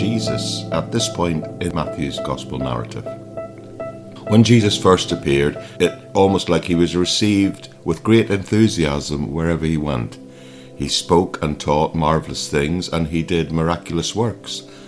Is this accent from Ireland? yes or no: yes; Ireland; I grew up in Ireland